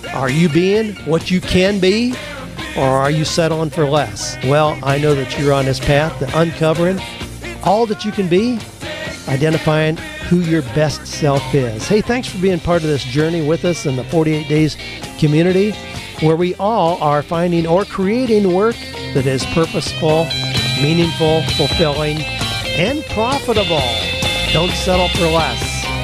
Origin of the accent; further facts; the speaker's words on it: Mount Gilead, Ohio, United States; moved away; where I grew up in Mount Gilead, Ohio